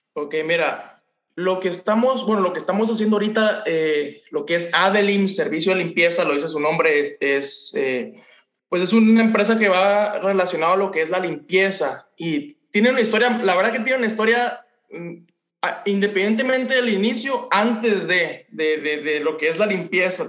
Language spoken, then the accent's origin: Spanish; Ciudad del Carmen, Campeche, Mexico; moved away as an adult; now in Mazatlán, Mexico; prácticamente yo crecí en Ciudad del Carmen, Campeche, fue donde nos conocimos y tengo un año que me regresé para acá, para Mazatlán, el lugar donde, nací